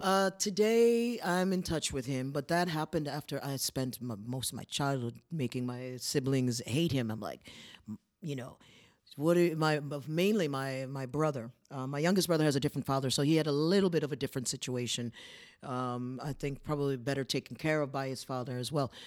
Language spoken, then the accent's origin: English; Poughkeepsie, New York, United States; moved away as an adult; now in Prague, Czech Republic; where I grew up in Poughkeepsie, it's a city